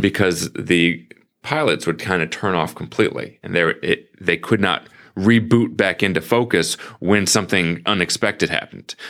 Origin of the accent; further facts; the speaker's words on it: St. Louis, Missouri, United States; growing up in Saint Louis, I was walking to the post office ev-, every day